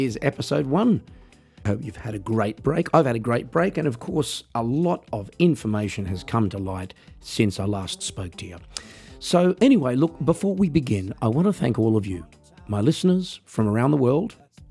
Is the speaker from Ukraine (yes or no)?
no; Australia; I'm an Australian musician